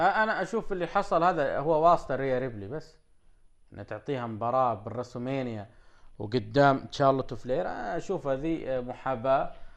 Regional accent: Saudi Arabia; عندنا في السعودية

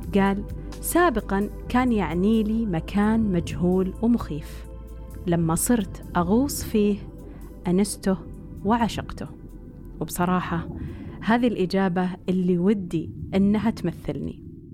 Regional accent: Riyadh, Riyadh Province, Saudi Arabia; إني انولدت وعشت في الرياض

